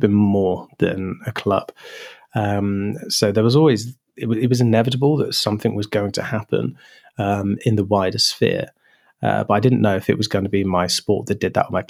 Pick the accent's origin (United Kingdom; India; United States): United Kingdom; Wiltshire, South West England; growing up in Wiltshire, where you had RAF Lynham, and RAF Fairford